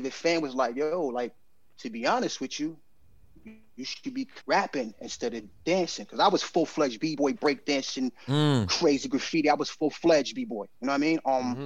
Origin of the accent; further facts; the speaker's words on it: New York City, New York, United States; also born or lived in Canarsie, Brooklyn; born in Bed-Stuy, but I landed in Canarsie. That's where I was resting at that time